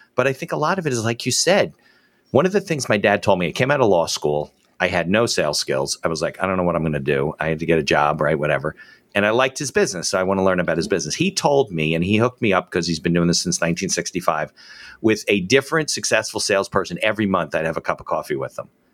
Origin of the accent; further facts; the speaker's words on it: New Jersey, United States; growing up in Jersey